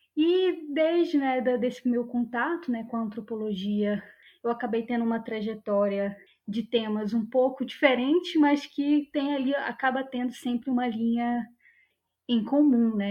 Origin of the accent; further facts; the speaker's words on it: Santarém, Pará, Brazil; moved away; eu sou de Santarém, no Pará. Eu sou nascida e criada ali em Santarém